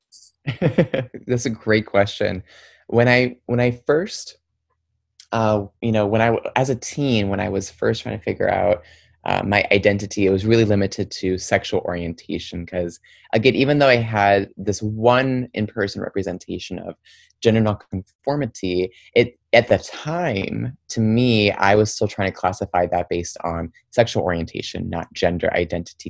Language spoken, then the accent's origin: English; Troy, Michigan, United States; also born or lived in Windsor, Ontario, Canada; after I was born in Windsor, I ended up, uh, my family, we moved over to Detroit and we lived in a suburb called Troy, Michigan. And there, that's where I really grew up.